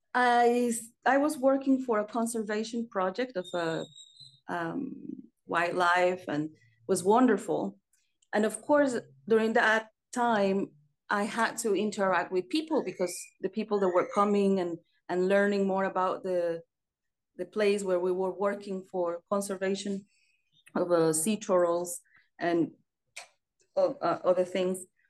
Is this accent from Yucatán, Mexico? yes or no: yes; Mérida, Yucatán, Mexico; now in Paris, France; I was born in Merida, is the Yucatan Peninsula